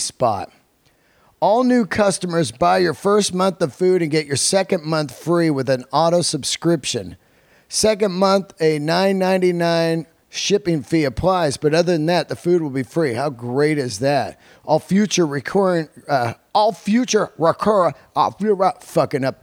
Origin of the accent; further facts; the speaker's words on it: San Francisco, California, United States; moved away; San Francisco, my hometown